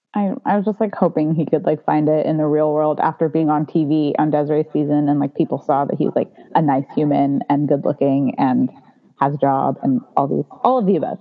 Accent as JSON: {"language": "English", "country": "United States", "tie": "born or raised there", "said": "a second generation Indian growing up in America"}